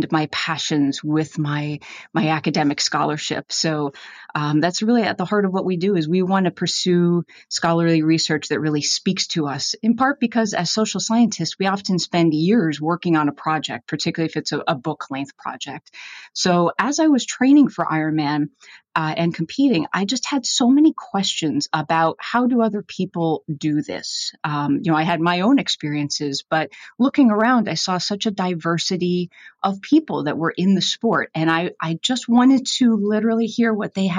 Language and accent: English; Northeast, United States; moved away as an adult; also born or lived in Gainesville, Florida; growing up in the Northeast, I played hockey